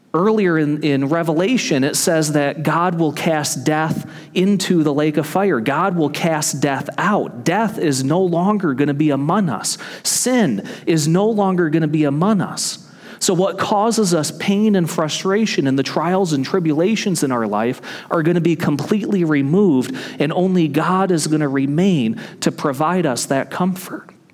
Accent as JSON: {"language": "English", "region": "Michigan", "country": "United States", "tie": "born or raised there", "moved": "as an adult", "said": "my home state of Michigan"}